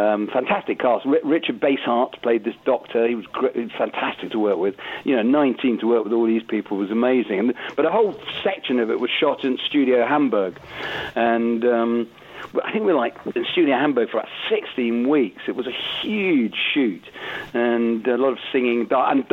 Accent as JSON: {"language": "English", "town": "Southport", "region": "North West England", "country": "United Kingdom", "said": "I'm northern. I'm from Southport"}